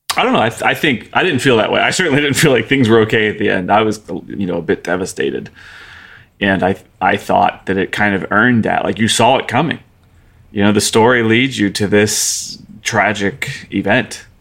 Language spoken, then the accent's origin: English; United States; me as an American speaker